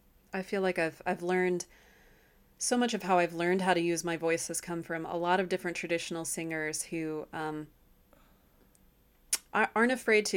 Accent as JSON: {"language": "English", "town": "Nashville", "region": "Tennessee", "country": "United States", "tie": "born or raised there", "said": "In my background, I grew up in Nashville, Tennessee, and I grew up without being given much of a what would be classically considered a kind of Southern accent."}